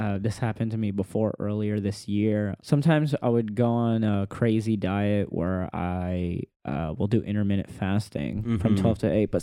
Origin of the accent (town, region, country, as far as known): Dallas, Texas, United States; now in Los Angeles, United States